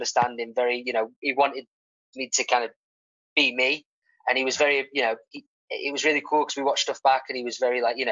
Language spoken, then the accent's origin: English; Stockport, North West England, United Kingdom; I'm from Stockport